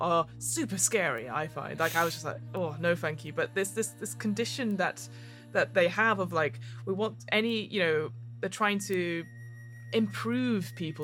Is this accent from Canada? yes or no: no; United Kingdom; we're both British people.